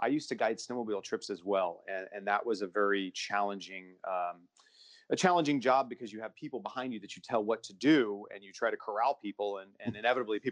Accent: Bend, Oregon, United States; also born or lived in Maupin, Oregon; now in Hood River, United States; I grew up in Bend, Oregon

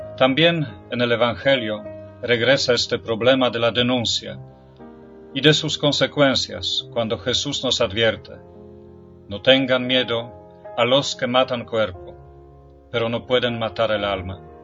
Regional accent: Poland; Spanish is a second language; moved away; En mi país, en Polonia

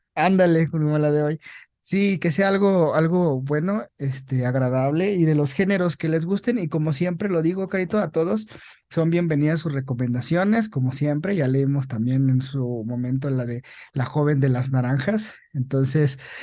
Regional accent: Mexico; En nuestro país, así como, como mexicanos

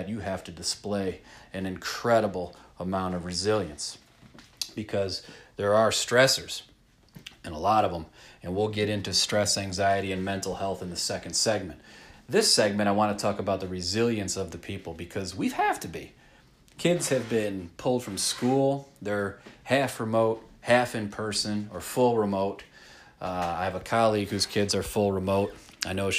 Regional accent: Rochester, New York, United States; I'm a schmuck from Rochester, New York

